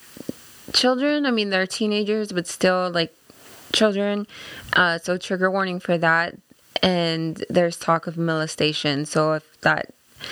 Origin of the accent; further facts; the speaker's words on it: San Antonio, South Texas, United States; moved away; in my hometown, they have Fiesta every year, which is just like a 2-week long festival with like parades and different events